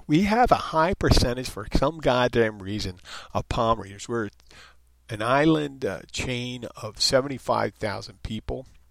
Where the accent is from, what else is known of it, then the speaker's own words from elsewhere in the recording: Philadelphia, Pennsylvania, United States; also born or lived in Jersey Shore; now in Florida Keys, United States; I'm from Philadelphia, the Jersey Shore